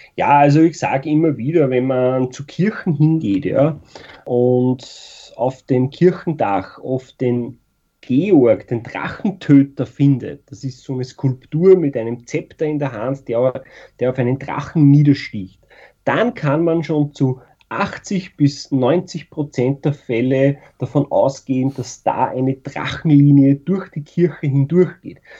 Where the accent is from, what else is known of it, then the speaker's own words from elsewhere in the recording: Austria; Bei uns in Österreich